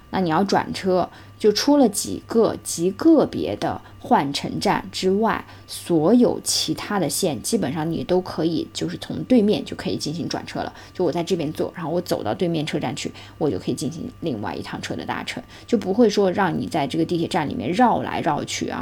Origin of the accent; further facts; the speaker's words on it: Xinjiang, China; now in Hong Kong; 香港与我来讲，我觉得也算是个第二故乡了啊，虽然我说我身在新疆，但是香港真的待的时间就是蛮久